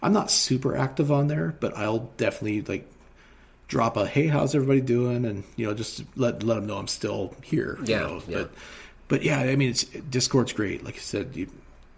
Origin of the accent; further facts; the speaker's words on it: Seattle, Washington, United States; now in Montana, United States; my hometown. Mm. I lived in the foothills of Seattle